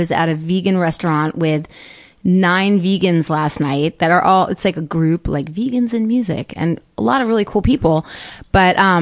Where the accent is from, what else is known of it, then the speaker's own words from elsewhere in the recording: Palm Springs, California, United States; I grew up in Palm Springs